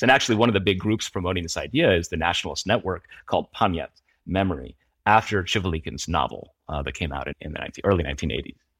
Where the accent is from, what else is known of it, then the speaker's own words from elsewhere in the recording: United States; as an American